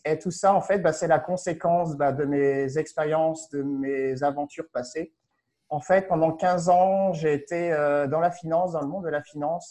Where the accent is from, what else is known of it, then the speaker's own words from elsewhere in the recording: France; moved away as an adult; also born or lived in Paris; je ne suis pas canadien, je ne suis pas québécois, j'ai aucune résidence, j'ai aucun papier canadien, je suis français